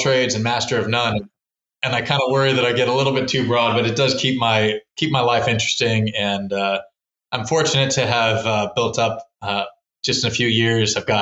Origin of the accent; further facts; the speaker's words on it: Texas, United States; also born or lived in California; now in Maryland, United States; grew up in Texas